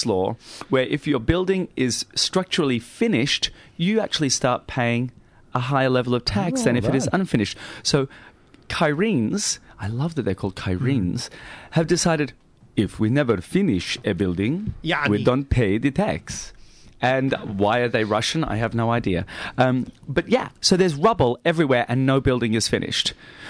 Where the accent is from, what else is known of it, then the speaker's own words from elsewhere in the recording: Australia; yeah, mate, yeah, I'm Australian, yeah.